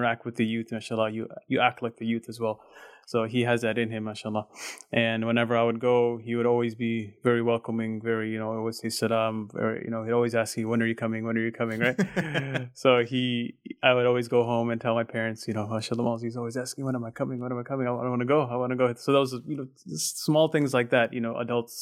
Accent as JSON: {"language": "English", "town": "Chicago", "region": "Illinois", "country": "United States", "tie": "born or raised there", "said": "I grew up, born and raised in Chicago"}